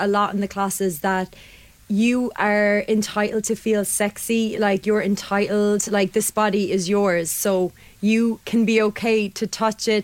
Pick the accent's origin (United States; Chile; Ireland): Ireland; Limerick, Munster; also born or lived in London; I'm from Limerick. I'd spent a lot of time living abroad in London, moved back